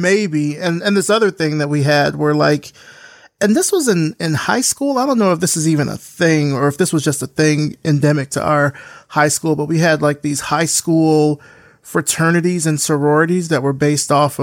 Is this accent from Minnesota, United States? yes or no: no; Selma, Alabama, United States; I grew up in Selma, Alabama